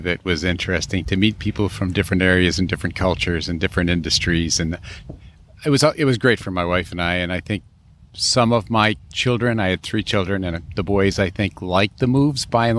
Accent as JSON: {"language": "English", "town": "Cohoes", "region": "New York", "country": "United States", "tie": "born or raised there", "moved": "as an adult", "lives_now": "Eagle, United States", "said": "grew up in upstate New York, where I am right now with my wife. She was from Hudson, New York, and I was from Cahoes, New York."}